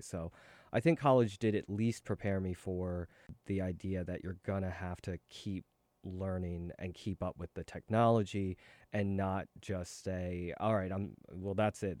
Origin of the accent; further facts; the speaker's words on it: Philadelphia, Pennsylvania, United States; moved away as an adult; also born or lived in Seoul, South Korea / California; now in New York, United States; I grew up in Philadelphia and went to s, uh, school there, went to college there